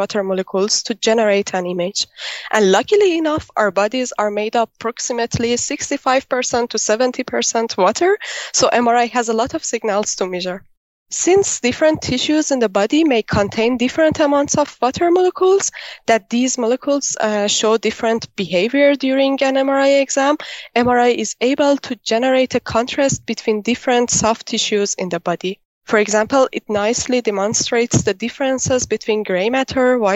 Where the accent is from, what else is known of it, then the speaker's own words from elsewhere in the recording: Iran; now in Antwerp, Belgium; I'm originally from Iran, but now I'm doing my PhD in the University of Antwerp in Belgium